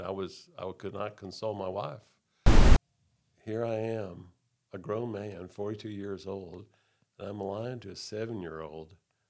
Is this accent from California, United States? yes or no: no; Texas, United States; also born or lived in Oklahoma; I grew up primarily in Texas, a little bit in Oklahoma.